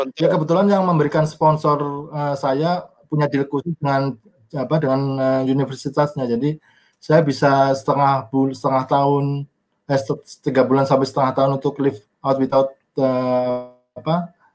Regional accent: Banjarnegara, Central Java, Indonesia; moved away as an adult; also born or lived in Purbalingga / Bandung / South Tapanuli / Australia; now in Jakarta, Indonesia; saya lahir di Banjarnegara, Jawa Tengah

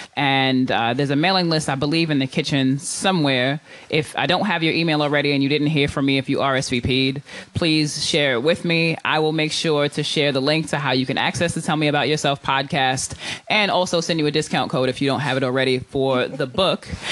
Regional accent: New York, United States; now in Oakland, United States; I'm from New York originally

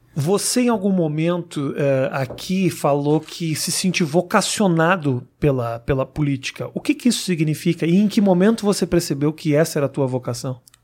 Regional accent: Porto Alegre, Rio Grande do Sul, Brazil; eu sou de Porto Alegre

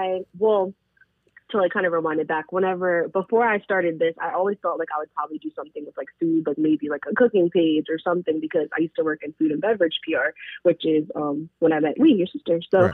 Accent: Jamaica; I'm Jamaican as well

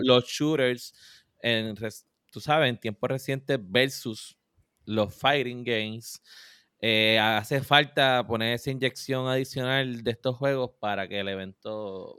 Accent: Puerto Rico

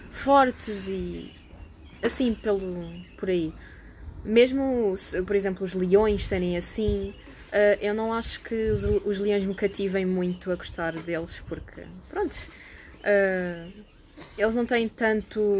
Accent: England, United Kingdom; born there; tanto como eu nasci em, na Inglaterra

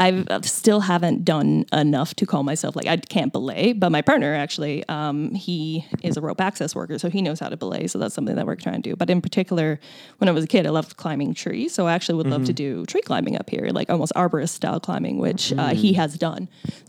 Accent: Newfoundland and Labrador, Canada; moved away; I identify as a Newfoundlander before a Canadian.

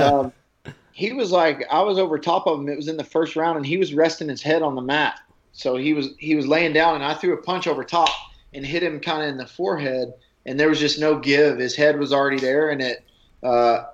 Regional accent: Nashville, Tennessee, United States; that's kind of my hometown

